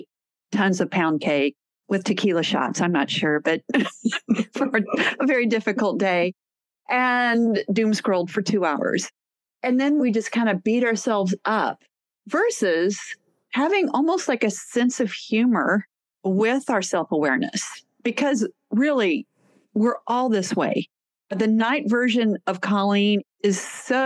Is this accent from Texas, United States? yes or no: yes; Texas, United States; I'm from Texas